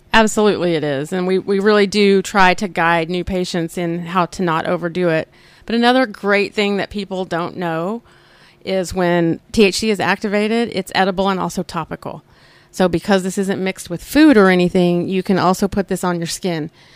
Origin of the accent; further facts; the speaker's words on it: Oklahoma, United States; I grew up here in Oklahoma